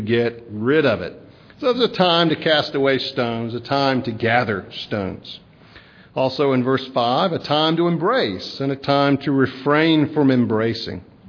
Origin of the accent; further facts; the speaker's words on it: South Mississippi, United States; moved away; growing up in South Mississippi, raking up pine straw